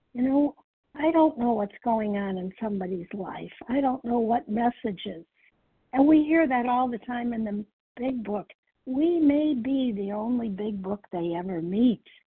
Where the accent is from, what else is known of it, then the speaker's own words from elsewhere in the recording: Chicago, Illinois, United States; I'm from the Chicago area